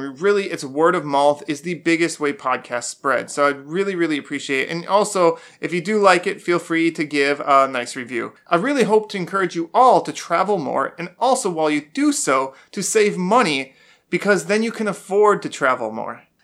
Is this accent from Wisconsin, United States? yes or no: yes; Wisconsin, United States; moved away; also born or lived in Florida; I'm from Wisconsin, I've also lived in Florida